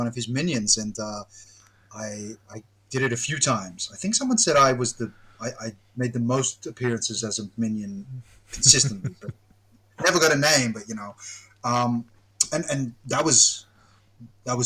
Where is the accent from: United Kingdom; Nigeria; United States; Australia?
Australia; me being Australian